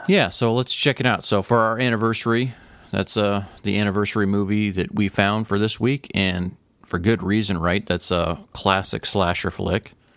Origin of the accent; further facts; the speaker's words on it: Tornado Alley, United States; growing up in Tornado Alley, hearing tornado sirens